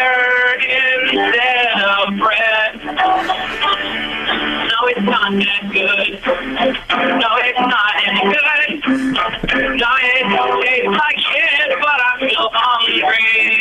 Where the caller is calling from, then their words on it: Toronto, Ontario, Canada; also born or lived in Vancouver; I'm going from Toronto.